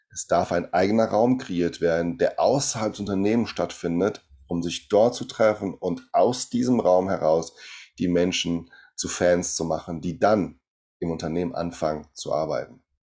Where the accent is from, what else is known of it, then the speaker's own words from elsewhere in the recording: Brazil; German is a second language; now in Germany; ich komme aus Brasilien